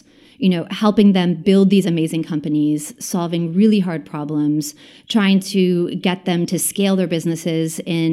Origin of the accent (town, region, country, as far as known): Atherton, California, United States; born or raised there; also born or lived in Wilmington, Delaware